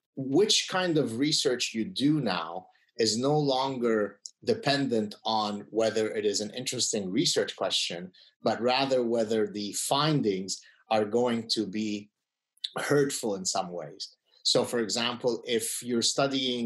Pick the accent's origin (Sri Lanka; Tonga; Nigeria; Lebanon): Lebanon; also born or lived in United States; now in Canada; So I come from Lebanon. We are Lebanese Jews who escaped the civil war